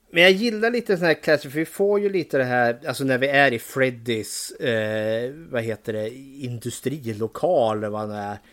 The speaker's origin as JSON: {"language": "Swedish", "town": "Eskilstuna", "region": "Södermanland", "country": "Sweden", "tie": "born or raised there", "said": "Och för det var ju precis där jag bodde, Borsökna som det heter. Där växte jag upp jättelugnt, skönt och trevligt"}